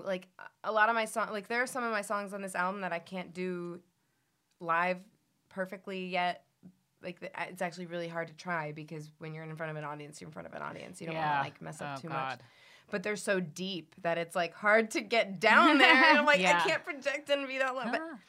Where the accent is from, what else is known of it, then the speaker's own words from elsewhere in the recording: Miami, Florida, United States; also born or lived in Cleveland; I did, like, high school and college in Miami, so you could say I'm from any of those places. Mm-hmm. Even I was born in Cleveland.